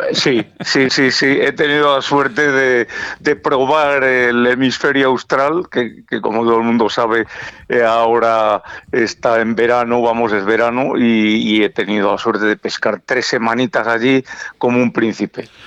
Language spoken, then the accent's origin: Spanish; Valladolid, Castile and León, Spain; yo soy vallisoletano y lo llevo muy dentro